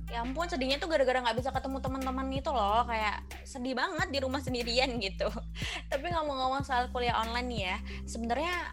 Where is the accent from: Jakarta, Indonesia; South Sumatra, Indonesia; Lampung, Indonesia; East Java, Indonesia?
East Java, Indonesia; Malang; now in Surabaya, Indonesia; aku langsung pesan tiket kereta gitu ya dari Surabaya ke Malang ke kota aku, karena panik juga gitu ya, sebagai anak rantau yang nggak rantau-rantau banget, karena Malang tuh deket tapi tapi tetap aja rantau gitu ya